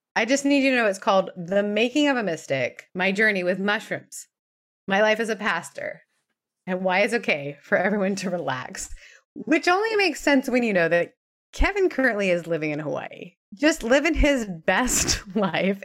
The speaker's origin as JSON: {"language": "English", "country": "Canada", "tie": "born or raised there", "moved": "yes", "lives_now": "United States", "said": "growing up in Canada"}